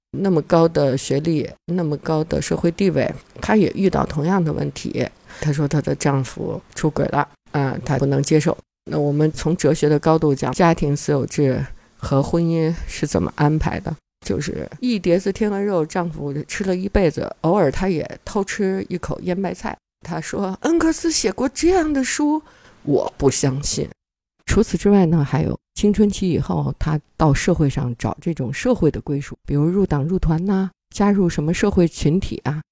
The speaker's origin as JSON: {"language": "Chinese", "country": "China", "said": "我们中国人"}